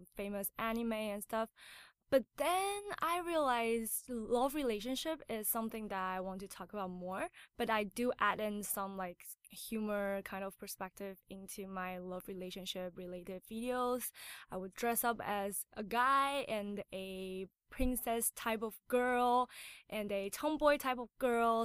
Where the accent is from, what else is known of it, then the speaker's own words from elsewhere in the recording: Taiwan; English is a second language; moved away; also born or lived in United States / Canada; I was born in America, but I was raised in Taiwan